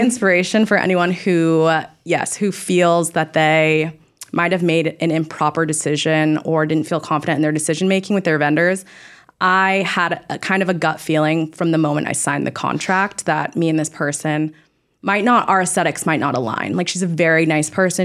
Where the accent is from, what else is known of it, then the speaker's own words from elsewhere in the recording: Orange County, near Newport Beach, California, United States; I'm originally from Orange County, like, near Newport Beach area.